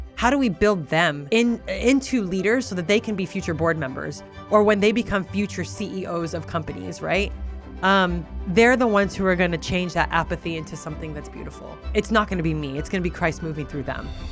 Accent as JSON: {"language": "English", "town": "Oxnard", "region": "California", "country": "United States", "tie": "born or raised there", "also_born_or_lived": "Albuquerque, New Mexico", "second_language": "English", "moved": "yes", "said": "grew up in Southern California, born and raised in Oxnard"}